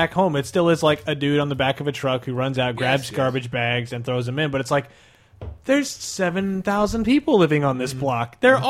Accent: Midwest, United States; moved away; growing up in the Midwest, where like everyone has huge, huge, huge yards, and everyone lives miles apart from each other

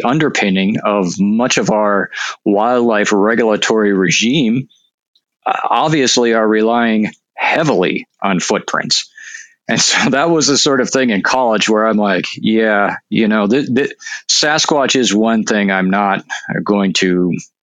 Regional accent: North Dakota, United States; now in Washington, United States; I'm actually from North Dakota, which you may know is oftentimes considered to be a hotspot for UFOs. And so, you know, I grew up like I had relatives that saw UFOs

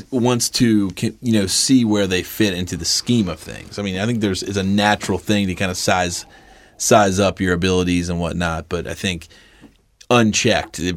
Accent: Cincinnati, Ohio, United States; we're from Cincinnati. We're a flyover

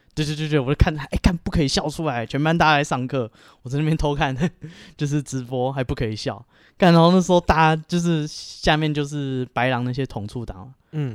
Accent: Taipei, Taiwan; 其实我小时候是在万华长大

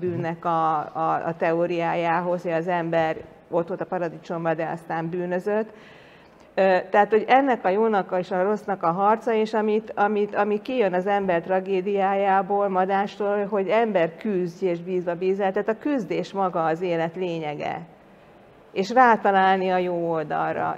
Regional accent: Hungary; én meg magyar vagyok, itt születtem, itt nőttem fel

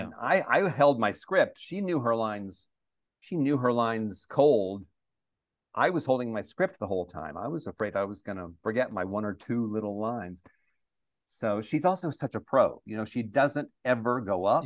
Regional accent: United States; also born or lived in Milwaukee, Wisconsin; I'm one of the few Americans

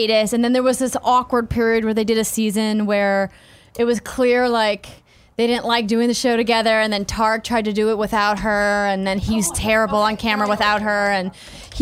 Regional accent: Fargo, North Dakota, United States; the Red River Valley Fair in my hometown in Fargo

